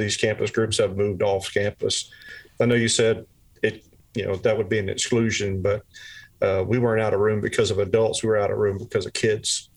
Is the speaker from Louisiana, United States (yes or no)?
yes; South Louisiana, United States; I'm originally from South Louisiana